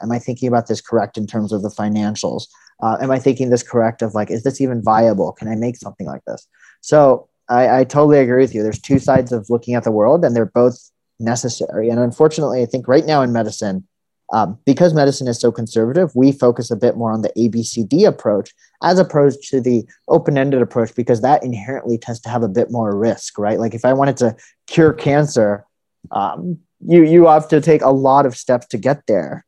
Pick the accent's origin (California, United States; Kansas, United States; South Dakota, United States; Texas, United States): California, United States; also born or lived in India / New Haven, Connecticut; I was born in India and then uh, grew up mostly in California